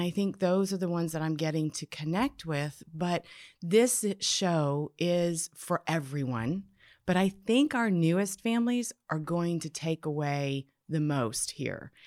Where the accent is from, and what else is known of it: Canada; born or raised there; now in United States